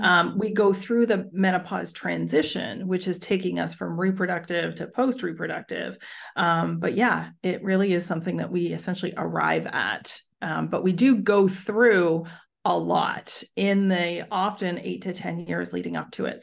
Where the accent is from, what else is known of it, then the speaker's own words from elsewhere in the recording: Canada; now in Netherlands; I'm Canadian, but living overseas, so I live in the Netherlands